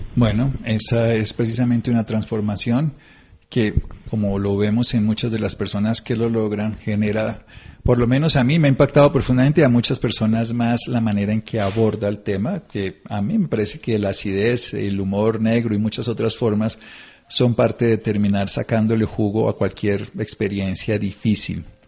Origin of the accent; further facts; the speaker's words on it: Colombia; me siento colombiano